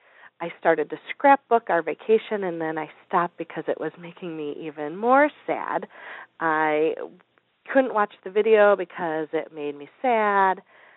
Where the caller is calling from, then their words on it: Chicago, Illinois, United States; I'm calling from the Chicagoland area where it's very cold.